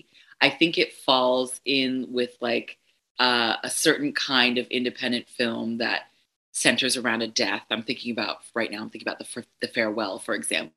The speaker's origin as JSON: {"language": "English", "country": "Ghana", "said": "I'm Ghanaian, I'm Ashanti, 100% Ashanti, and we are an oral, you know, our history is oral for for the most part."}